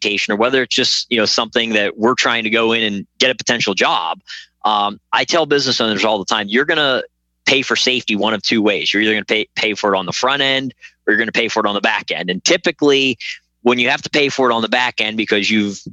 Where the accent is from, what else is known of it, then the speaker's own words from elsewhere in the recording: Pennsylvania, United States; moved away; I'm originally from Pennsylvania